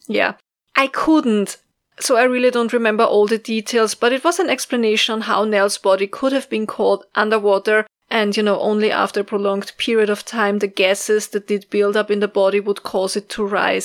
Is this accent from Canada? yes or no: no; Austria; accent: Austrian; English is a second language; my Austrian accent